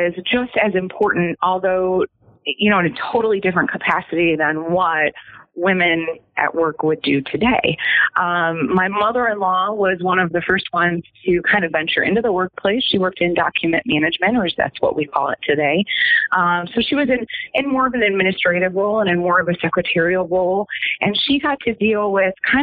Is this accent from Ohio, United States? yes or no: yes; Cleveland, Ohio, United States; I grew up in the Cleveland area